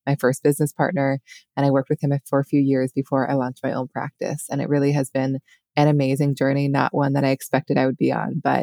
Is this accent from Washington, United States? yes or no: yes; Seattle, Washington, United States; moved away as an adult; also born or lived in New York City; now in upstate New York, United States; I grew up in Seattle in the Pacific Northwest, and then I lived in New York City after college for many years